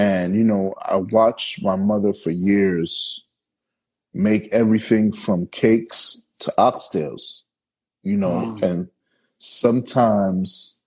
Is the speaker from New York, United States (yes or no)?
yes; New York City, New York, United States; now in Los Angeles, United States; I'm from Brooklyn, New York. And I live in LA.